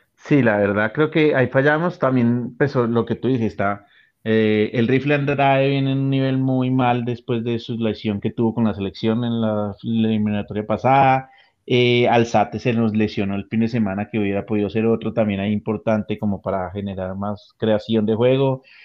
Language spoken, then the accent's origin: Spanish; Colombia; lo que realmente nos importa como colombianos